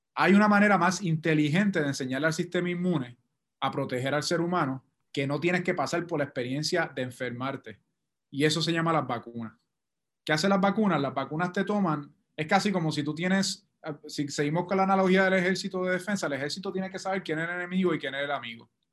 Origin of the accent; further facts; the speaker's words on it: Puerto Rico; nuestra propia experiencia como puertorriqueños